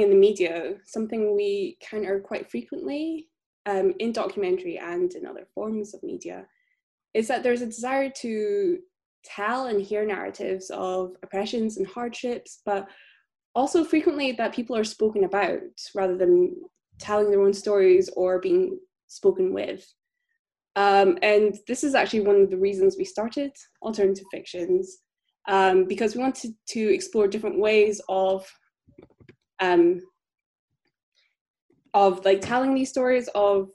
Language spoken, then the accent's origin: English; Scotland, United Kingdom; now in Berlin, Germany; I am a Filipino-Scottish filmmaker based in Berlin